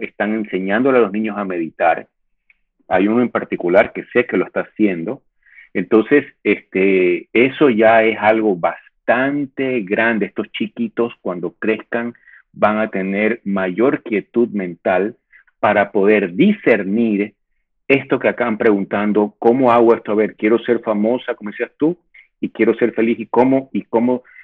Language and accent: Spanish; Ecuador; yo me siento ecuatoriano